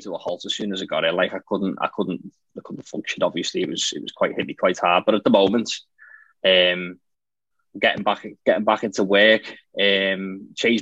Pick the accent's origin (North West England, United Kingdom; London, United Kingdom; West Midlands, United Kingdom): North West England, United Kingdom; Liverpool; I'm from Liverpool in the UK, in England.